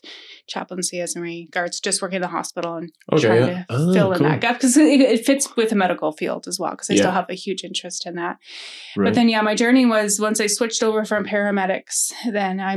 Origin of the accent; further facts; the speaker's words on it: Alberta, Canada; moved away; I grew up actually in Alberta